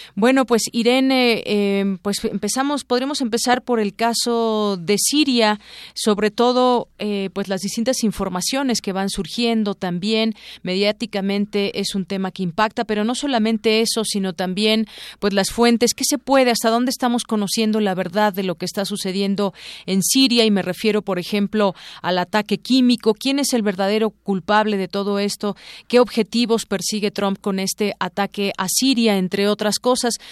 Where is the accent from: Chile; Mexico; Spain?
Mexico; como mexicanos